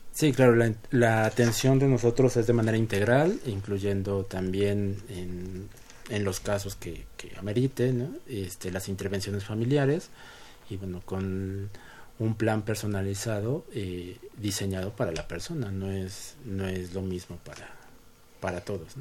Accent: Mexico

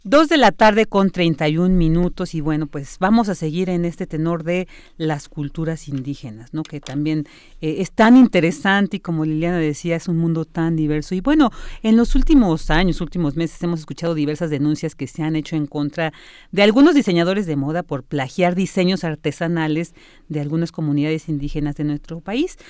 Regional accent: Mexico; nosotros como mexicanos, que venimos, somos eh, hijos de todas estas culturas

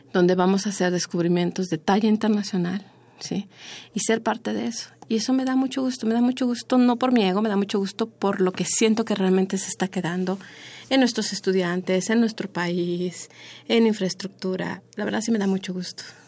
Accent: Mexico; como mexicanos

